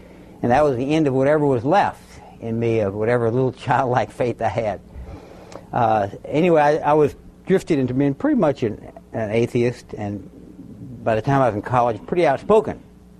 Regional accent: Baton Rouge, Louisiana, United States; I was raised down in South Louisiana, Baton Rouge, Louisiana. In those days, very predominantly Catholic.

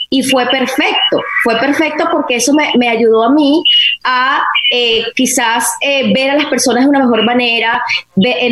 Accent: Venezuela; voy a responder como venezolana.

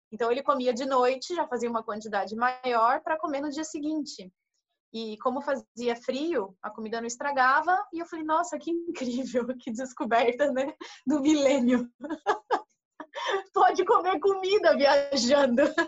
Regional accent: Brazil; sou do Brasil, e que o pessoal já adora, né? No caso, é, sou brasileira

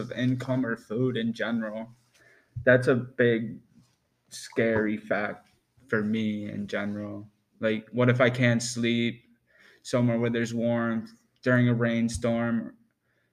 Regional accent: Western New York, United States; I am from Western New York.

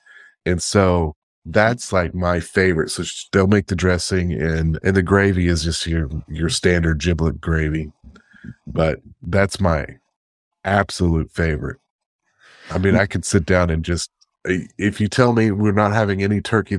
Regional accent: the South, United States; And we are from the South, and that's what we do here in the South, is we have cornbread dressing.

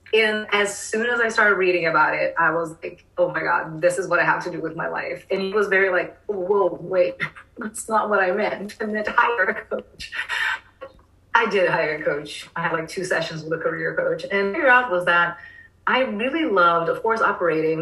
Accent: Rio de Janeiro, Brazil; now in Austin, United States; I'm from Rio

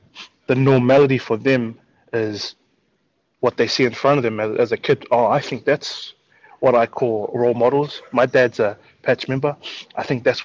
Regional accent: Auckland, New Zealand; as a kid growing up in South Auckland

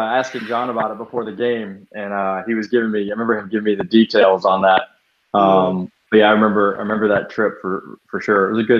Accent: Atlanta, Georgia, United States; I am from Atlanta

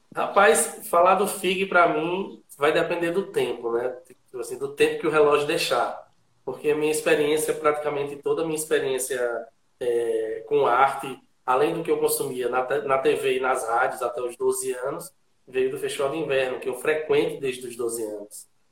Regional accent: Garanhuns, Pernambuco, Brazil; also born or lived in Olinda; eu sou de Garanhuns, eu moro em Garanhuns, eu passei muito pouco tempo fora, morei dois ou três anos ali em Olinda, mas a minha raiz ela está toda aqui

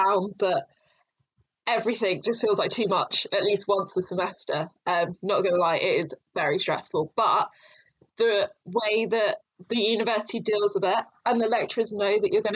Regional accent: London, United Kingdom; moved away as an adult; I'm from London originally

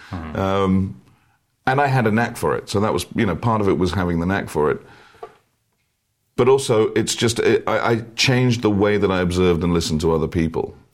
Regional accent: France; born there; English is a second language; moved away; also born or lived in England; I was born in France. I lived in England. I look Latino or French or Italian and I've been here 10 years

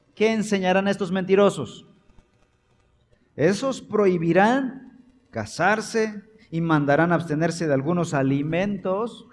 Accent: Chiapas, Mexico; yo soy casi centroamericano, soy chiapaneco.

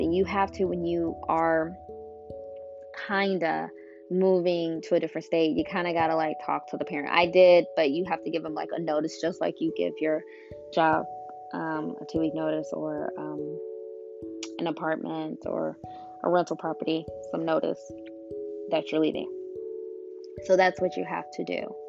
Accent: Illinois, United States; born or raised there; moved away as an adult; now in Georgia, United States

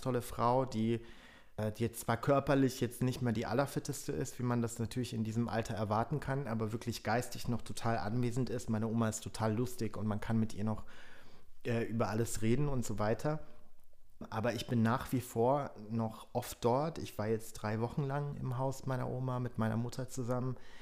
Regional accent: Germany; first language Polish; German is a second language; also born or lived in Berlin / Frankfurt; ich bin natürlich in Deutschland aufgewachsen

